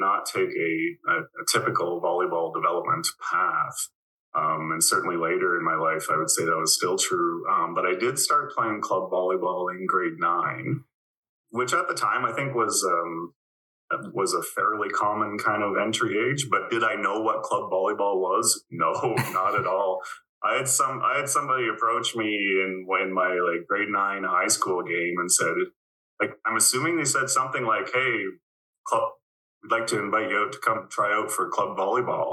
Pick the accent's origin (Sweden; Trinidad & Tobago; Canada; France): Canada; Breslau, Ontario; I grew up in Breslau, Ontario, which at the time was a village of 500 people or less, I think, but it's just outside of Kitchener